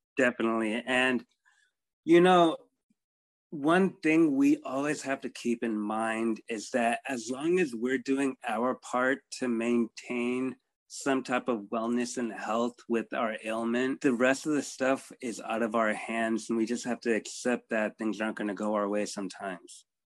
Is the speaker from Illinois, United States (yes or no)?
no; South Bay area, California, United States; I was born in America in uh, Cali, around in the South Bay area, born and raised here